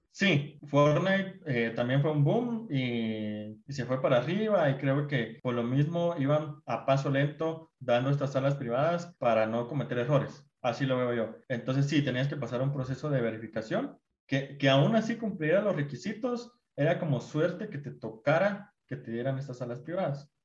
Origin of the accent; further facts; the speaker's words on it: Guatemala; como guatemaltecos